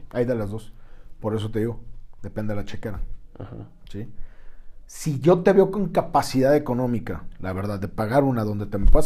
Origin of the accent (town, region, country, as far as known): Mexico